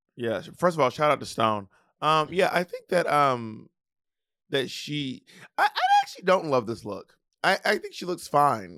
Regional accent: the South, United States; I'm Southern

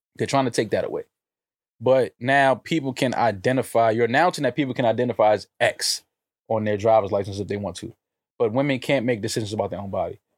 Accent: New York City, New York, United States; I was born in Manhattan. Like, yes, I'm from America

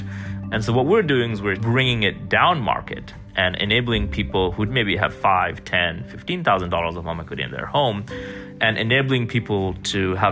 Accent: Florida, United States; moved away; also born or lived in Seattle; I grew up in Florida

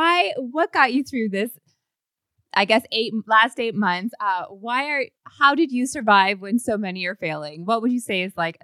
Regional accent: St. Louis, Missouri, United States; You know, I'm from St. Louis, and I know that there's a St. Louis Fashion Fund connection.

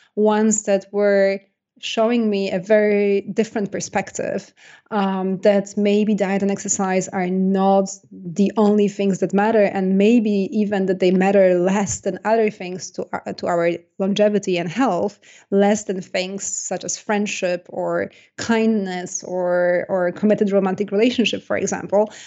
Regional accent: Poland; accent: Polish; English is a second language; moved away; I was born in Poland, and, uh, I, I grew up in Poland.

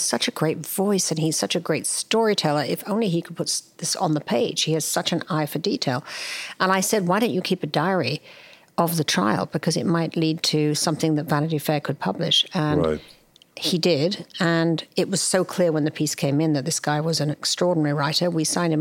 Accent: near Henley-on-Thames, South East England, United Kingdom; moved away as an adult; now in United States; I was raised in England. I grew up in the country near Headley-on-Thames, which is about an hour or so from London.

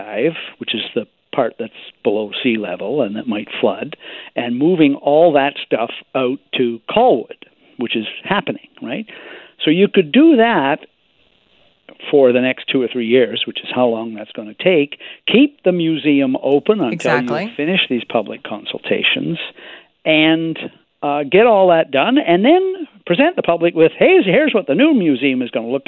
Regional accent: Victoria, British Columbia, Canada; my hometown newspaper

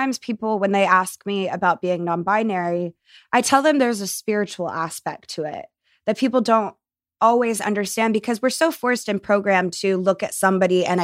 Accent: Texas, United States; I grew up in Texas.

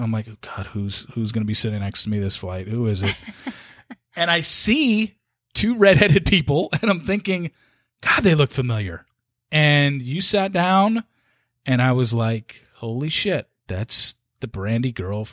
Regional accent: Southern California, United States; growing up in Southern California

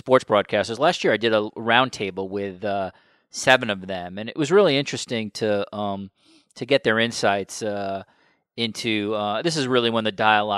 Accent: United States; as an American

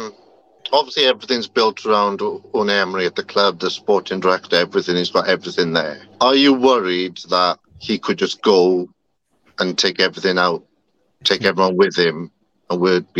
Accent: Wales, United Kingdom; I'm not quite international, but I am from Wales

